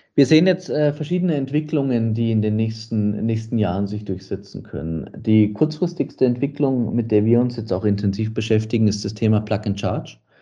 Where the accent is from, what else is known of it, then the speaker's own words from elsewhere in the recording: Munich, Bavaria, Germany; now in Radstadt, Austria; Ich bin in München geboren